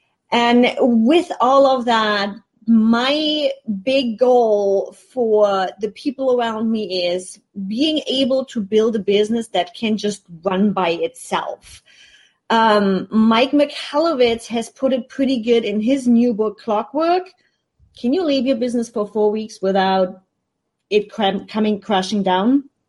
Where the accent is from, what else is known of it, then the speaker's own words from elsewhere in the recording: Germany; now in United States; And considering I'm already coming from Germany where you have a bigger safety net, you have unemployment money, you have all kinds of stuff that you can do if things don't go as planned. And then you come into the States, you don't have that safety net.